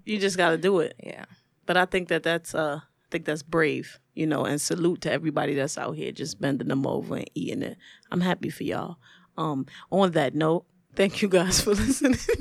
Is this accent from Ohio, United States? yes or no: no; New York City, New York, United States; I'm from Brooklyn